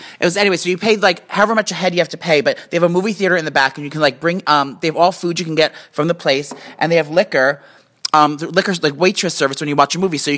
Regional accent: Union, New Jersey, United States; I'm from New Jersey

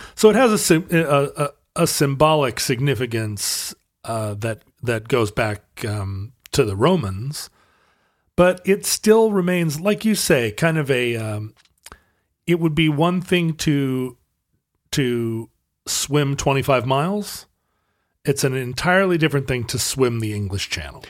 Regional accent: United States; I'm an American

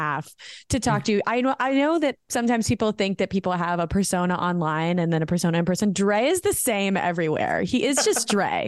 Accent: United States; accent: American; I am proud to be an American. I am American.

